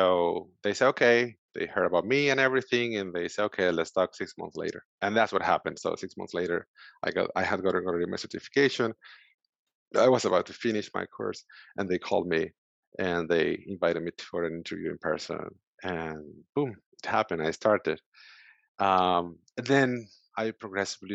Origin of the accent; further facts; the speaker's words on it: Venezuela; English is a second language; moved away as an adult; now in United States; So I came 6 years ago from Venezuela. I'm from Venezuela originally.